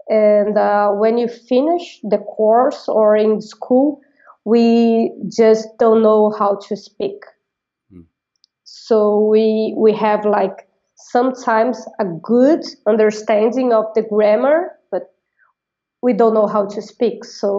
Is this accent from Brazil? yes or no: yes; Rio de Janeiro, Brazil; English is a second language; moved away as an adult; now in Munich, Germany; I'm from Rio, Rio de Janeiro.